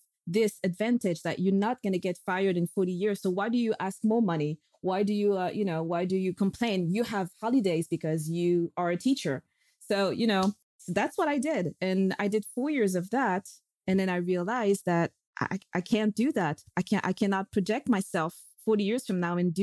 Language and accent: English; France; moved away as an adult; also born or lived in London, United Kingdom; I'm from France